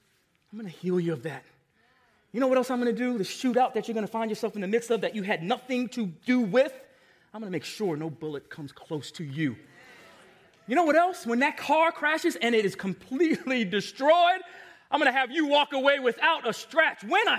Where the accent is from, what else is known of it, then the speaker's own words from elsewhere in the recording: Long Island, New York, United States; I want to go back to Long Island. I lost my accent. I don't even sound like I'm from New York anymore. Let me go get a taste of where I grew up.